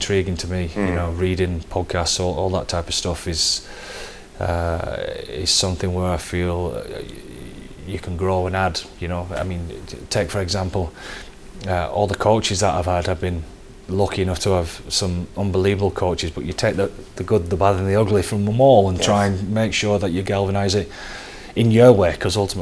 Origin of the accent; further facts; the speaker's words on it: Wigan, North West England, United Kingdom; moved away as an adult; also born or lived in London; now in Dublin, Ireland; we're all from Wigan